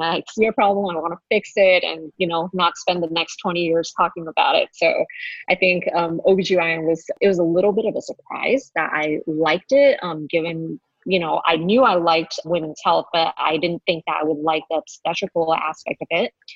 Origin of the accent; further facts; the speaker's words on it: Los Angeles, California, United States; also born or lived in Honolulu, Hawaii; we're actually both from San Gabriel Valley